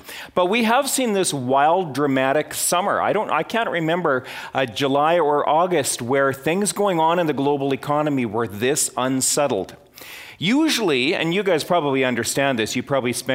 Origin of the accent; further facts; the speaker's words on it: Edmonton, Alberta, Canada; now in Calgary, Canada; Edmonton is my hometown